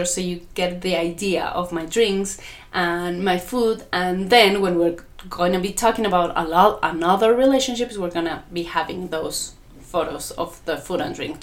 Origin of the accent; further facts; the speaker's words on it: Mexico; English is a second language; because of my accent. I'm not an English native speaker. I'm Mexican